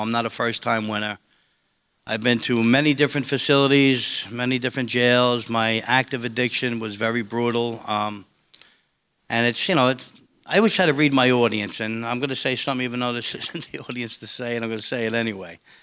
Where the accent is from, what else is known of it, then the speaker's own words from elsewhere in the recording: New York City, New York, United States; where I grew up in Staten Island